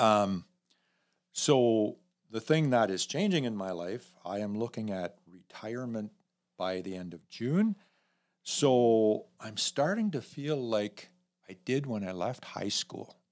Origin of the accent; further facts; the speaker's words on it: north of Elmira, Mennonite country, Ontario, Canada; I grew up in, uh, about ten minutes north of Elmira in, the heart of Mennonite country, Old Order Mennonites